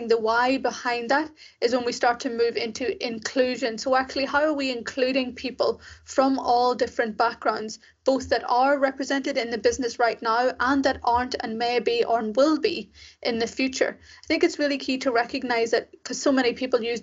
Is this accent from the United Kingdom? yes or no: no; Ireland; also born or lived in Sri Lanka; I was raised in Ireland, as you can probably tell from my accent. And so I spent my whole life there